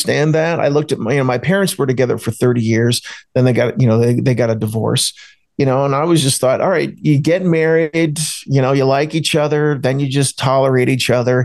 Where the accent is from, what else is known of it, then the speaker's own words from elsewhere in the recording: New Jersey, United States; I grew up outside of Philadelphia, Pennsylvania. I grew up in South Jersey